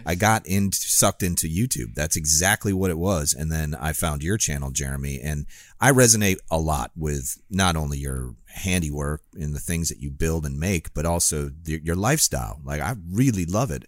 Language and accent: English; Northern Illinois, United States; now in Florida, United States; I grew up in Northern Illinois where, and I had a pond in my backyard